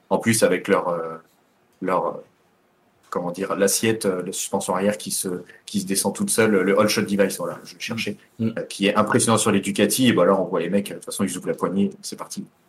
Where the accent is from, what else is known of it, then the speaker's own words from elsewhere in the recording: France; on est français